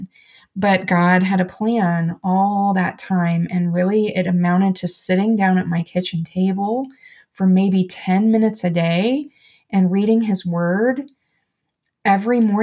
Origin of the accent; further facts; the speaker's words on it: United States; I'm an American